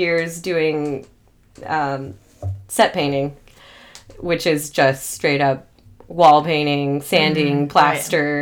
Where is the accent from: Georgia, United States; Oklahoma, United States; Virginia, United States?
Georgia, United States; Atlanta; also born or lived in Chicago; my hometown